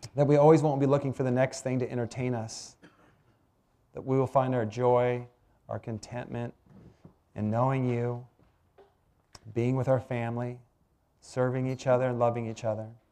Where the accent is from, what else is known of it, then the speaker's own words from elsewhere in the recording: Washington, United States; also born or lived in Iowa; I grew up in Washington where the only thing we had was a windstorm once in a while and lots of gray drizzle